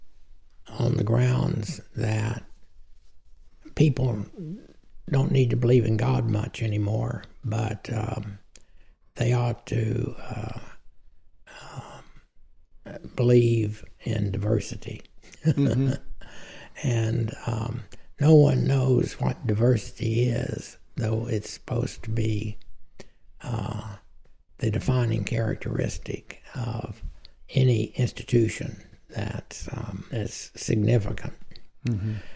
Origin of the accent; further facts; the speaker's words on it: Texas, United States; I'm a Texan before anything else